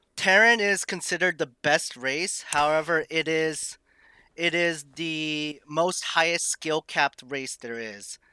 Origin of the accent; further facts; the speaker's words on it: Massachusetts, United States; also born or lived in Maine; I am born and raised in Massachusetts.